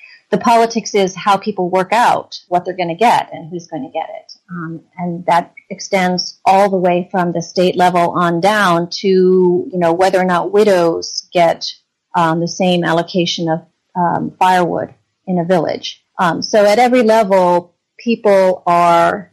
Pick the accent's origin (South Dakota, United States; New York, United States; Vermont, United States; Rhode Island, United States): Vermont, United States; I grew up in Vermont